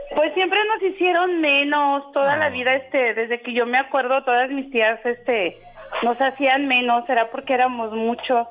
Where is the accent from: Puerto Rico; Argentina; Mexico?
Mexico; León, Guanajuato; now in Tijuana, Mexico; vivo en Tijuana, pero soy de León